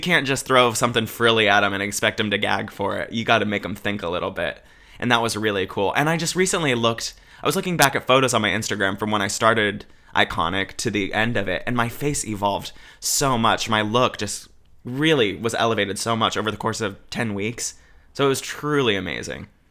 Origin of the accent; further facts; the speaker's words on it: Albany, Oregon, United States; growing up in Oregon